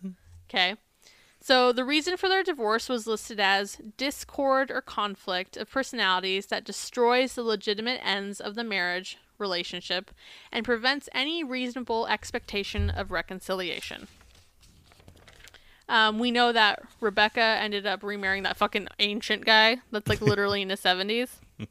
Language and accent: English; United States; Or being American, we have this like framework in our head of like, we're so much better than these other places.